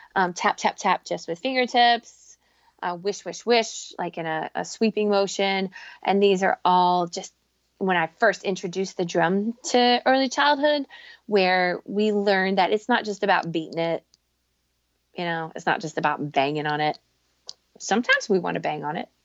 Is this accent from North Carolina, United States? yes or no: yes; North Carolina, United States; moved away; I grew up in North Carolina